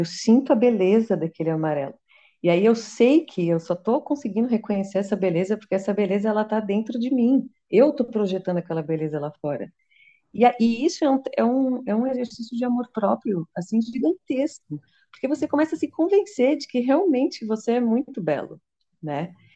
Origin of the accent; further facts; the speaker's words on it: São Paulo, Brazil; eu sou paulistana